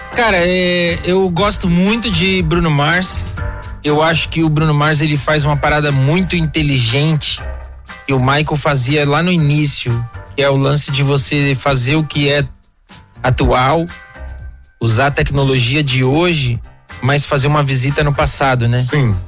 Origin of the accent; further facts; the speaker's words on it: Guarulhos, São Paulo, Brazil; cresci em Guarulhos